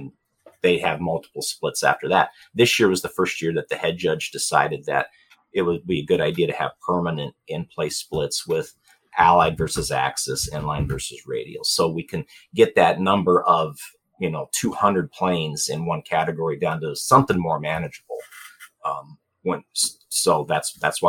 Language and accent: English; Phoenix, Arizona, United States; I'm from Phoenix, Arizona.